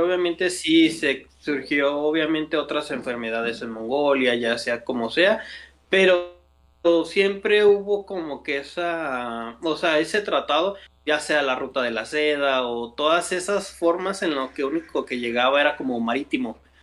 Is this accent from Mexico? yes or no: yes; Mexico; somos mexicanos